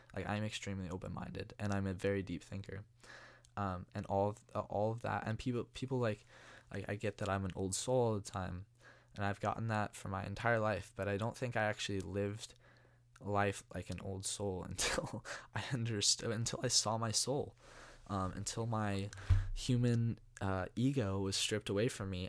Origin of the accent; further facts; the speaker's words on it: Walnut Creek, California, United States; I'm from Walnut Creek originally. Um, born and raised, went to De La Salle.